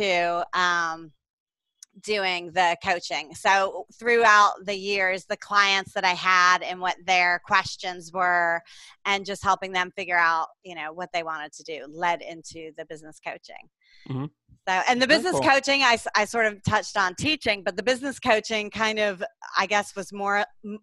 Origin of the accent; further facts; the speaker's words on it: Atlanta, Georgia, United States; moved away as an adult; now in Panama City, Panama; I'm from Atlanta, Georgia.